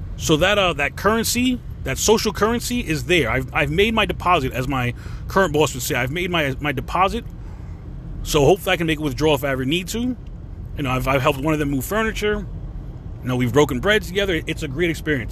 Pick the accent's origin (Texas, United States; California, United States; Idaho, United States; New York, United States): New York, United States; moved away as an adult; now in Florida, United States; being a New Yorker